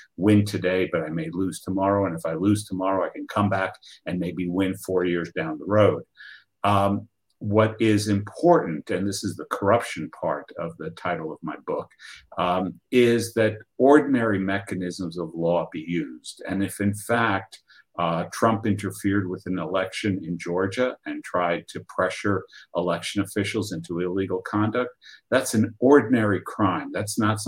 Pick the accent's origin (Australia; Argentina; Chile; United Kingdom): Argentina; moved away; my home country of Argentina